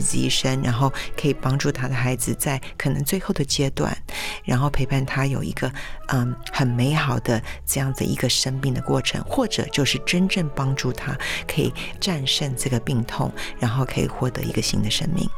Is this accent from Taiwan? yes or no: yes; Taiwan; 我们台湾人 本身就比较含蓄